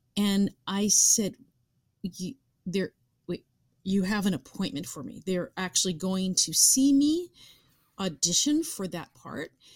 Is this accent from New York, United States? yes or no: yes; New York, United States; being a New Yorker